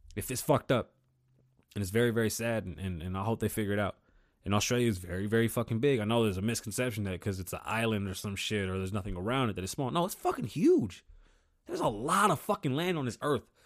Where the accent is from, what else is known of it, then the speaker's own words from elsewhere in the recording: New York City, New York, United States; I was born in the Bronx. I grew up with my grandparents.